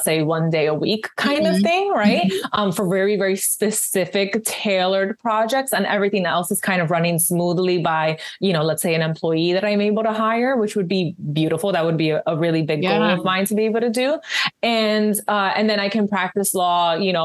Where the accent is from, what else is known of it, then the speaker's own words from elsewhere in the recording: New York City, New York, United States; moved away as an adult; now in New Jersey, United States; I'm a city girl, you know, born and raised in New York.